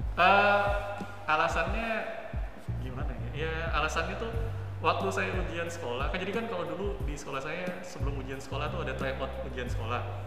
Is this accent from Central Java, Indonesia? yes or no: no; Jakarta, Indonesia; SD-nya tuh di kalau kamu tahu di Jakarta Selatan ada namanya Petukangan Selatan